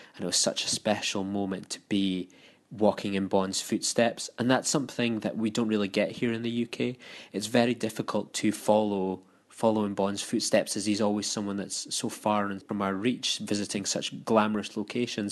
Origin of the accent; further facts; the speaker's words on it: United Kingdom; now in Scotland, United Kingdom; being a Brit